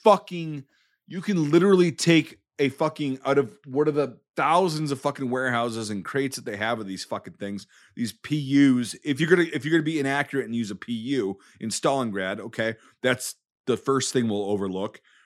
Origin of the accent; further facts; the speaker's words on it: United States; as an American